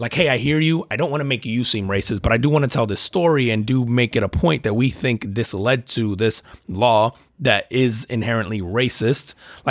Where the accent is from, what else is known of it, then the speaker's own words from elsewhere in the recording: Puerto Rico; as a Puerto Rican, right? Like, as an American, as a Puerto Rican